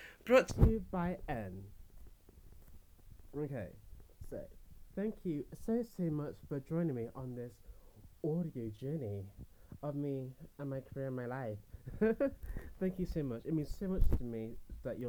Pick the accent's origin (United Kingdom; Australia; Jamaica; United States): United Kingdom; England; I come from Britain, the UK, England